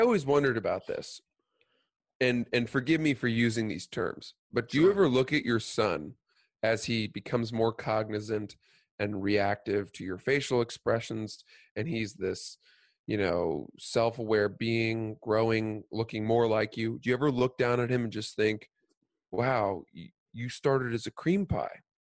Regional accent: Cumberland, Maine, United States; also born or lived in New Jersey; we moved from New Jersey, which is where I was born. We moved up to Maine when I was like four years old, and we rented a house in Cumberland

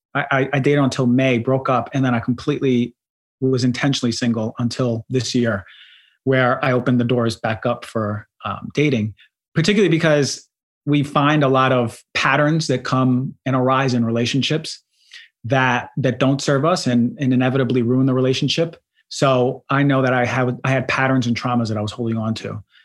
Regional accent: New Jersey, United States; accent: New York; also born or lived in Queens, New York; I was born in Queens, and mm-hmm. I grew up there until like seven or eight, and then I moved to New Jersey. So I was raised in New Jersey more so

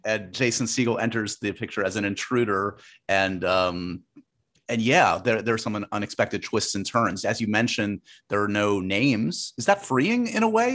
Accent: New York, United States; my my hometown

